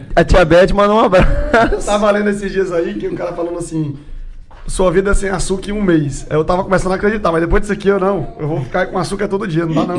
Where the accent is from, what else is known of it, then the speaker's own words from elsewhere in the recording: São Paulo, Brazil; eu sou de São Paulo